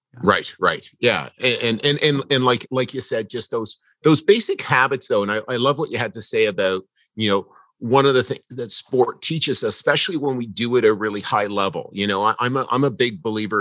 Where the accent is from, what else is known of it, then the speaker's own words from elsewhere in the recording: Canada; I'm a Canadian.